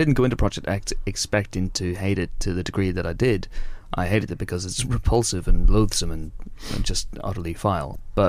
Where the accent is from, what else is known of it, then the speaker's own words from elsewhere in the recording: Northern Irish, Northern Ireland, United Kingdom; It's a diplomatic way of saying we're Northern Irish.